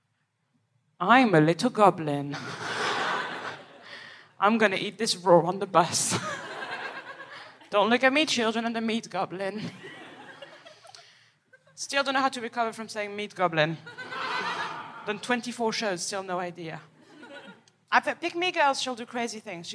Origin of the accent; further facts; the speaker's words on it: Paris, Île-de-France, France; I am from Paris, from the outskirts